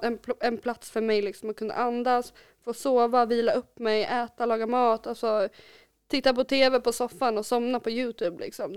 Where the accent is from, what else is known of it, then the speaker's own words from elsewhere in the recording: Kolbäck, Västmanland, Sweden; jag är uppvuxen i Kolbäck